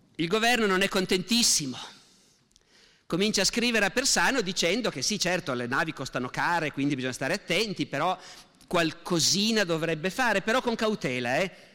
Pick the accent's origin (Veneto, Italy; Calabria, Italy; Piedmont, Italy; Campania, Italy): Veneto, Italy; da noi in Veneto